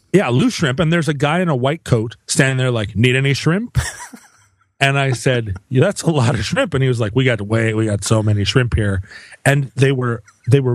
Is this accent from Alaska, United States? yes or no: yes; Alaska, United States; growing up in Alaska